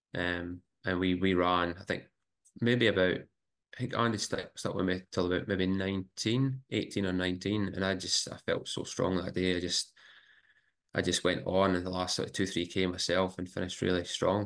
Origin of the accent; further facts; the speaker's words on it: Scotland, United Kingdom; now in Brisbane, Australia; growing up in Scotland.